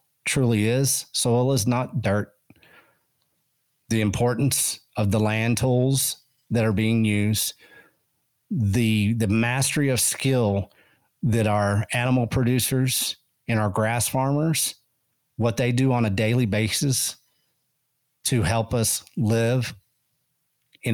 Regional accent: Llano Estacado, Texas Panhandle, United States; I grew up on the Llano Estacado, Panhandle, Texas.

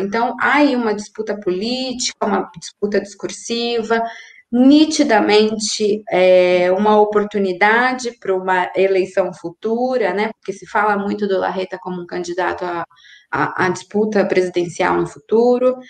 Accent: Brazil; now in Argentina; eu, como brasileira, estrangeira, moradora

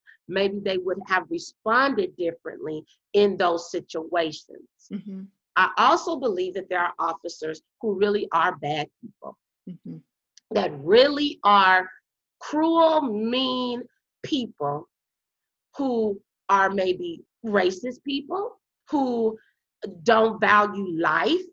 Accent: Illinois, United States; moved away as an adult; also born or lived in Addison, Texas; now in Texas, United States; I'm from Illinois in Texas.

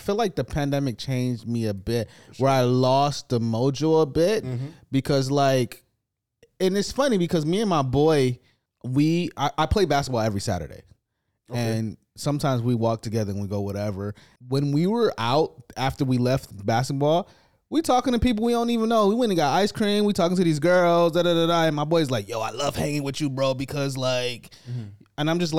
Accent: United States; accent: American; And I think for me, a lot of the engagement has become because of my accent being from America.

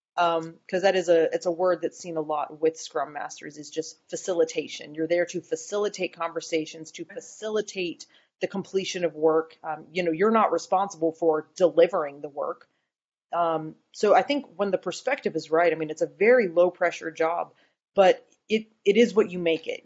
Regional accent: Boone, North Carolina, United States; also born or lived in Research Triangle, North Carolina; I'm from Boone, North Carolina

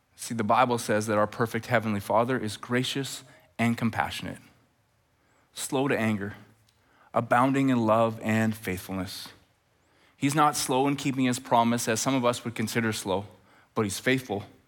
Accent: just north of Edmonton, Alberta, Canada; now in Chilliwack, Canada; as we're getting close to Edmonton, and it's just north of where I grew up

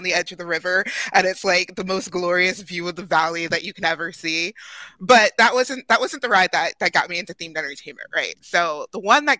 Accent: Massachusetts, United States; moved away; I'm originally from Massachusetts

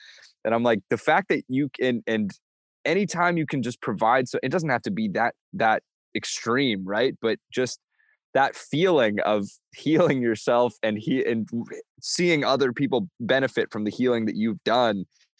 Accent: Bainbridge Island, Washington, United States; Again, I'm from Bainbridge Island close to Seattle.

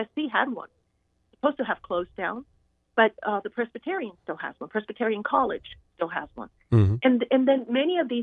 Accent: Cuba; now in Hartsville, United States; I was born in communist Cuba, and my family was greatly affected by communism

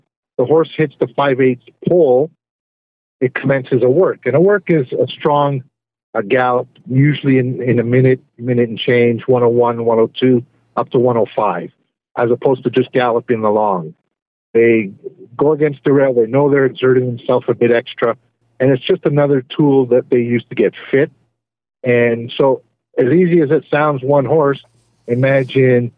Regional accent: Canada; being Canadian

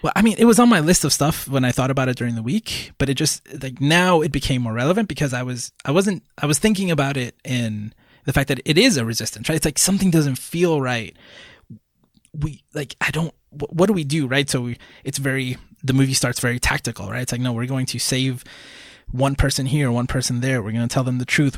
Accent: Puerto Rico; I was born in Puerto Rico, that I'm Puerto Rican

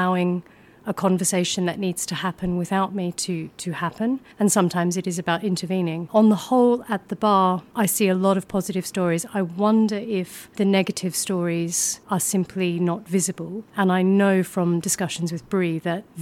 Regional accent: Queensland, Australia; moved away; my background is that I grew up in Australia, in Queensland

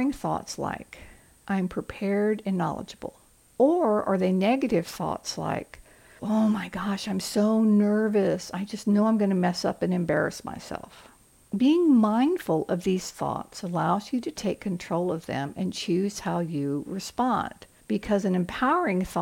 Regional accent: the South, United States; I'm from the South

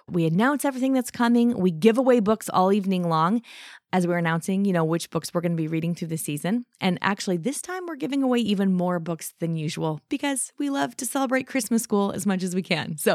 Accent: Denver, Colorado, United States; I'm from near Denver, Colorado.

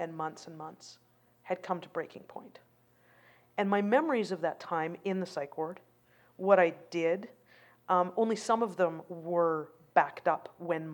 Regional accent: Canada; also born or lived in Calgary; I'm a Canadian citizen

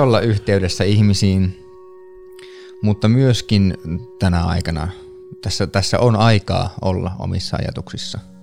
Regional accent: Kempele, North Ostrobothnia, Finland; now in Tampere, Finland; kävin kotiseudullani Oulussa. Kempeleessä

